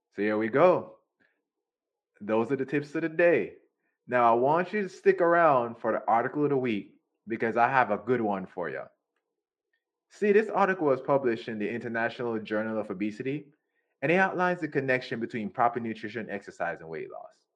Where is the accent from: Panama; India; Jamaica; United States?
Jamaica; I'm from Jamaica